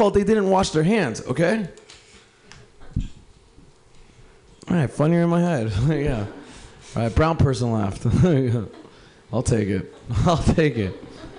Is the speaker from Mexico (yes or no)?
yes; Mexicali, Baja California, Mexico; now in Portland, United States; I'm from Mexico, Mexicali, in Portland, Oregon